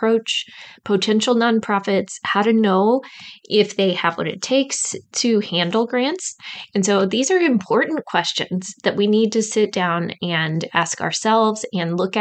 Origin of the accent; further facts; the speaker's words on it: Midwest, United States; accent: Midwest; my Midwest accent